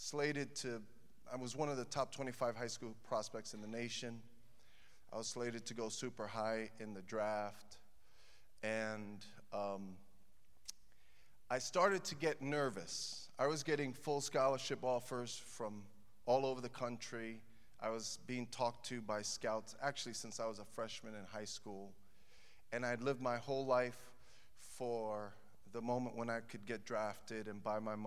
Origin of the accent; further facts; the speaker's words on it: New York City, New York, United States; moved away as an adult; now in Chicago, United States; I grew up in Brooklyn, New York.